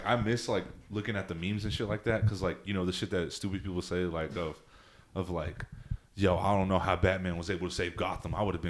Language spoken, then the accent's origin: English; Texas, United States; I'm from Texas.